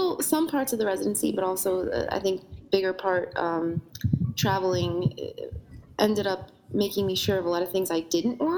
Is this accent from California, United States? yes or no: no; New Jersey, United States; I grew up in New Jersey